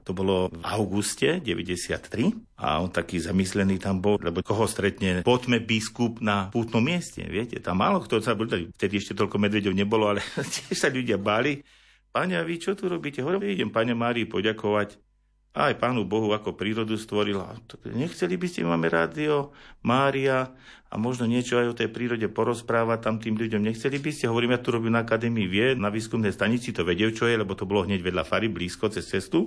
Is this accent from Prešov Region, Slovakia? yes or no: no; Liptovské Revúce, Žilina Region, Slovakia; also born or lived in Ružomberok; hádam už po tých prvých troch, štyroch dňoch, čo mama prišla domov, tak som spätý s týmto rodiskom